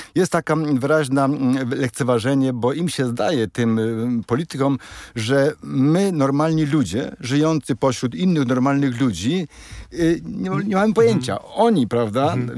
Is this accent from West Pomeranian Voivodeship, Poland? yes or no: no; Krosno, Subcarpathian Voivodeship, Poland; u mnie w Krośnie, prawda, który jest mniejszy od hełma